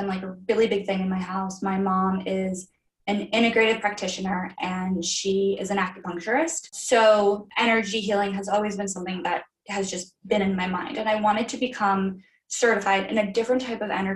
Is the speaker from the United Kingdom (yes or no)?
no; Florida, United States; I am from Florida. I went to school in Florida.